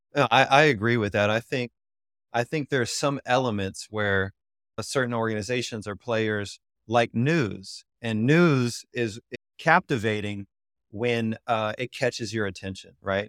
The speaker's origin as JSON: {"language": "English", "region": "Louisiana", "country": "United States", "moved": "yes", "said": "I'm originally from Louisiana"}